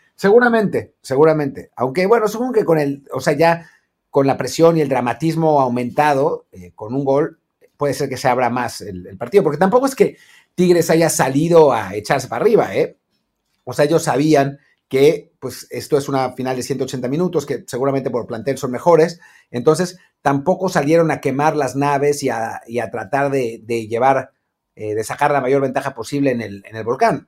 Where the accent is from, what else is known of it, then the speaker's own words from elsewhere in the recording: Mexico; como mexicanos